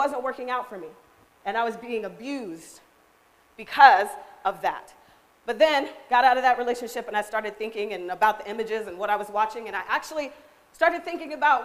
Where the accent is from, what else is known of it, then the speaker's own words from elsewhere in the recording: Seattle, Washington, United States; moved away as an adult; now in Tri-Cities, United States; I was born here, but I grew up in Seattle